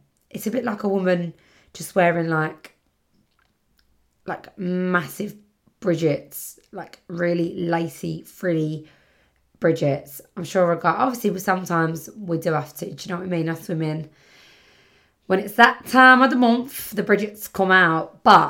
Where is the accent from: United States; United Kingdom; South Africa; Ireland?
United Kingdom; Birmingham, West Midlands; I always talk like I'm from Birmingham. I'm from Birmingham. I don't know if that's the right sort of accent, but I'm from Birmingham.